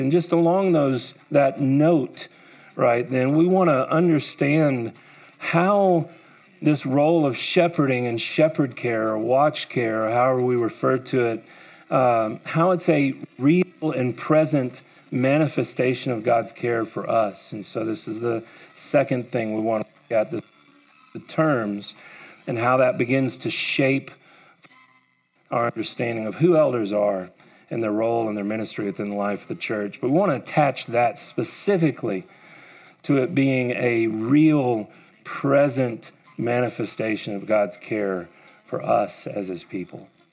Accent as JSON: {"language": "English", "country": "United States", "tie": "born or raised there", "said": "I grew up here in Wise County."}